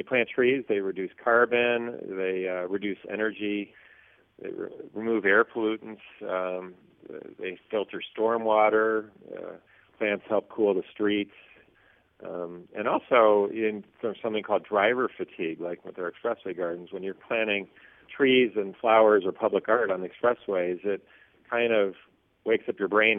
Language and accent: English; Chicago, Illinois, United States; I grew up living in the Hyatt Regency Chicago